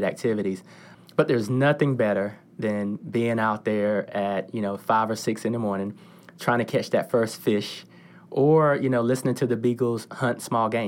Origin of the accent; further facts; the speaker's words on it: Wayne County, Eastern North Carolina, United States; I'm from Eastern North Carolina, very proud of it. Grew up in Wayne County